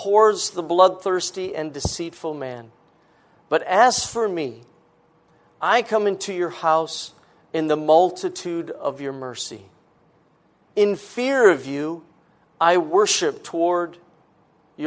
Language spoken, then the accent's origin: English; Rochester, Minnesota, United States; I was raised in Minnesota, born by the Mayo Clinic